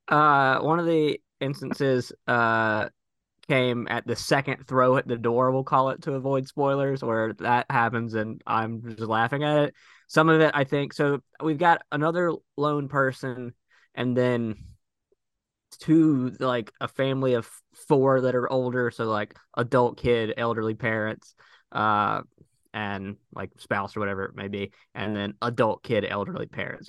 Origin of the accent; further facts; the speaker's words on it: Missouri, United States; my home state